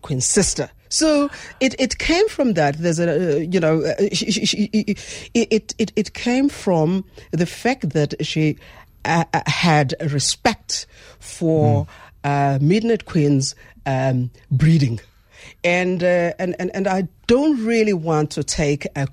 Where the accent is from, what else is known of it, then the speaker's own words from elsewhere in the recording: South Africa; I'd like to see myself as a South African